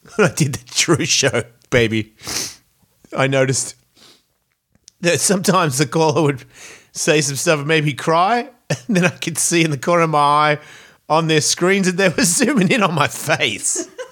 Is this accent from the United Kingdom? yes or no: no; Australia; in Australia, yeah, man, we're so American